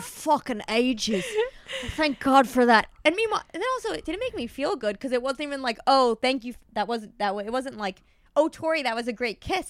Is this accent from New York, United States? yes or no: yes; New York, United States; I'm from New York.